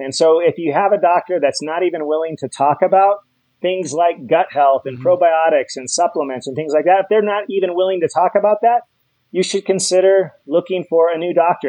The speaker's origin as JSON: {"language": "English", "region": "Hawaii", "country": "United States", "said": "I'm from Hawaii"}